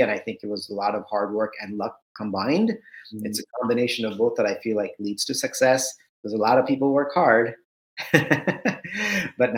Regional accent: Southern California, United States; also born or lived in India; I grew up in Southern California. My parents had migrated from India to the US in 1980

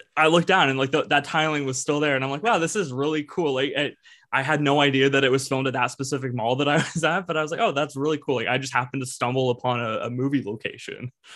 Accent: a town near Toronto, Ontario, Canada; Evan and I are from uh, a town kind of near Toronto, like we're from Canada

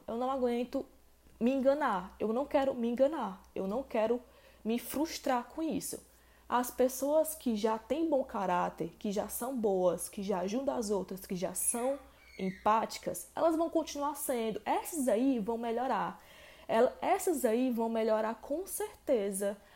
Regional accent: Ceará, Brazil; aqui no Ceará, que é o estado onde eu moro, onde eu nasci

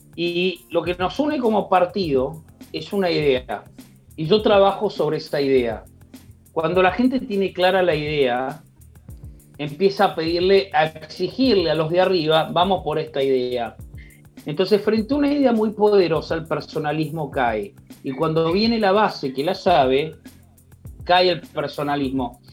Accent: Argentina

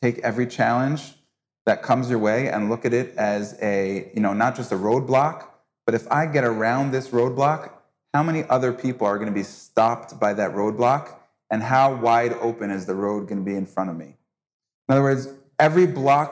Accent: United States; now in Israel; as an American

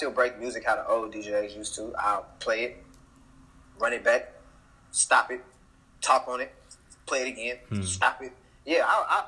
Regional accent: Houston, Texas, United States; also born or lived in Kansas; I'm from Belfry, Gessner

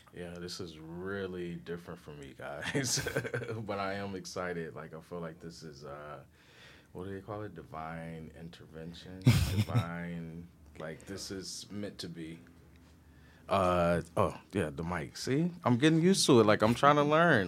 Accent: Detroit, Michigan, United States; accent: country; moved away as an adult; also born or lived in New York City; I'm originally from Detroit. Uh, Michigan, born and raised East Side

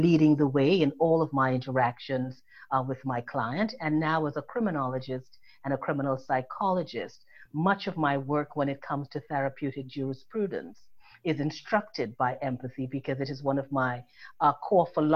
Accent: Trinidad & Tobago; now in New York, United States; I was born in Trinidad and Tobago

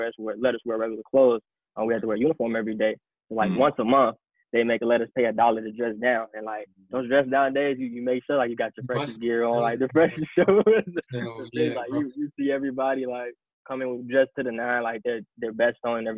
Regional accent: Matteson, Illinois, United States; also born or lived in Iowa City, Iowa; I'm from the South Suburbs of Chicago. I live in Matteson, Illinois

